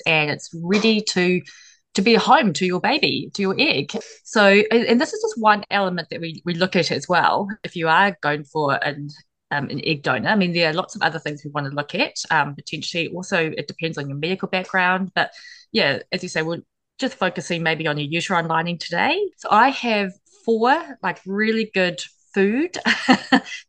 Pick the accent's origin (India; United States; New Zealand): New Zealand; I'm from New Zealand